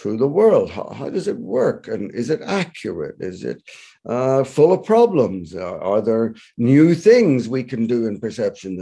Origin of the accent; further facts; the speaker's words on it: Belfast, Northern Ireland, United Kingdom; moved away as an adult; also born or lived in Toronto, Canada; now in Canada; I'm originally from Belfast, Northern Ireland, and I went to Queen's University Belfast as a psychology student